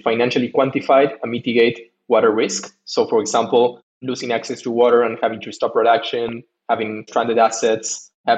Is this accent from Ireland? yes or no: no; Ushuaia, Tierra del Fuego, Argentina; moved away as an adult; also born or lived in Buenos Aires, Argentina; I'm also originally from Argentina, from the Patagonia, actually, from a small city in the bottom of the world, which is called Ushuaia.